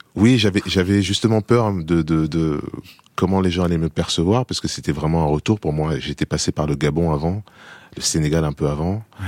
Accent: France; moved away as an adult; also born or lived in United States; j'ai vécu dix ans aux États-Unis, j'ai été élevé en France

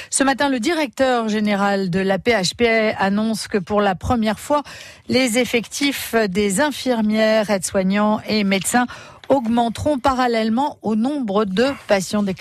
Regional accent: Namur, Wallonia, Belgium; On vient de Belgique, euh, de Namur.

